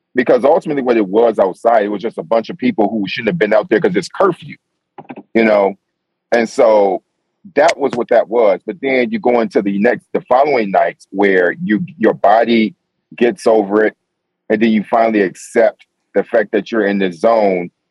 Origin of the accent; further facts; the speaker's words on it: New York, United States; I'm from New York